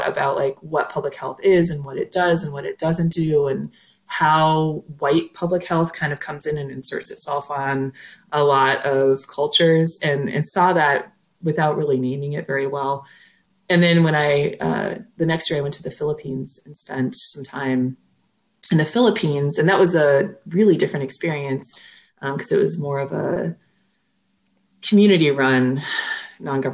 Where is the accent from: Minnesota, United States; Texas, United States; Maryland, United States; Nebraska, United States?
Minnesota, United States; accent: Minnesota; And do you hear my accent come out there too? Winona, Minnesota